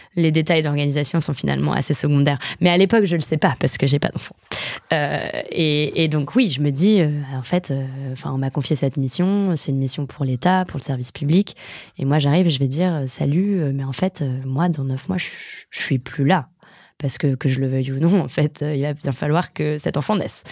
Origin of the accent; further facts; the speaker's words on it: a village in the Fontainebleau forest, Île-de-France, France; j'ai grandi dans un village de la forêt de Fontainebleau qui est très connu pour l'escalade